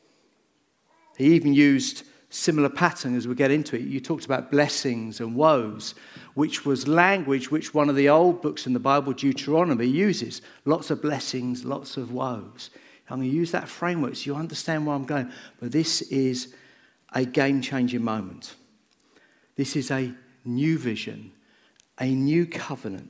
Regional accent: Bedford, East of England, United Kingdom; I grew up in Bedford. I went to Hazeldean. In fact, I went to most of the schools in Bedford as I grew up

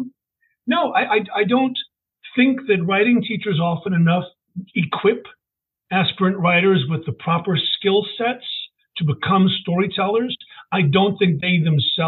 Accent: Richmond, Virginia, United States; I'm one of those really lucky people that lives in the city of his birth

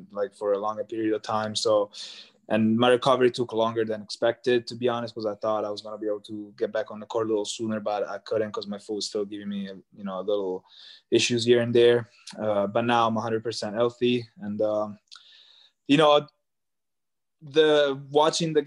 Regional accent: Italy; born or raised there; moved away as an adult; also born or lived in Cremona

